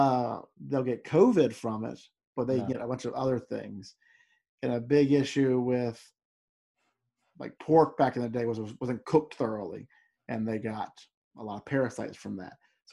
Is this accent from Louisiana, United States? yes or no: yes; Louisiana, United States; You and I grew up in Louisiana. We eat some weird stuff.